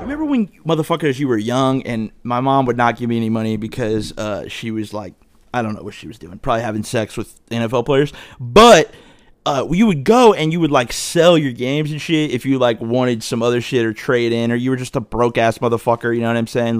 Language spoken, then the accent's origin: English; Dayton, Ohio, United States; I grew up in Dayton